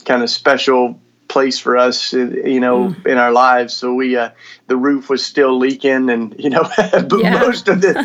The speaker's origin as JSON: {"language": "English", "region": "Tennessee", "country": "United States", "tie": "born or raised there", "moved": "as an adult", "lives_now": "Philadelphia, United States", "said": "I grew up in Tennessee and fell in love with Jesus, you know, down in the Bible Belt"}